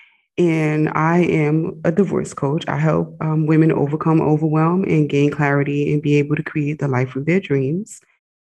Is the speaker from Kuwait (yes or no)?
no; United States; moved away as an adult; also born or lived in Egypt; I'm an American, but I was living overseas